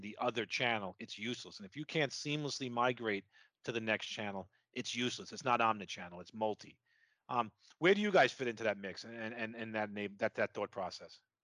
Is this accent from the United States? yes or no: yes; New York, United States; accent: New York; my New York accent